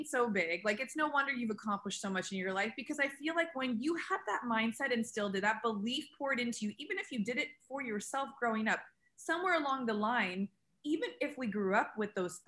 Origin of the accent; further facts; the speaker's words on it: San Diego, California, United States; I grew up in San Diego